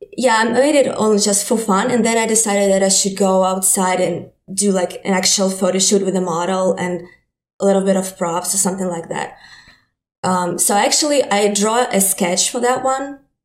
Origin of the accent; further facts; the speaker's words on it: Ukraine; English is a second language; moved away as an adult; now in New York, United States; I'm from Ukraine